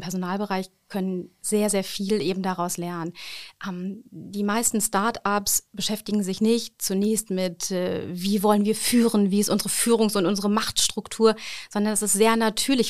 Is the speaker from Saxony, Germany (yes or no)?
no; Ruhr area, North Rhine-Westphalia, Germany; moved away as an adult; now in Osnabrück, Germany; nach Hause, ins Ruhrgebiet, zu meiner Familie. Das ist da, äh, wo ich herkomme